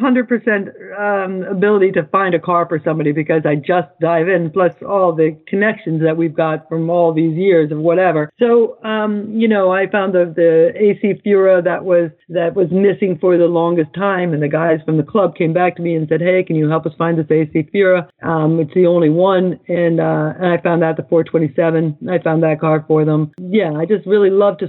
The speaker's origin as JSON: {"language": "English", "country": "United States"}